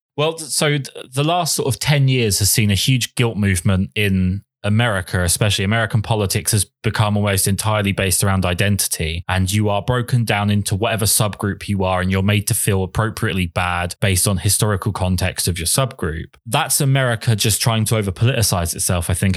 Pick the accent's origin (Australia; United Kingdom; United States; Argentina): United Kingdom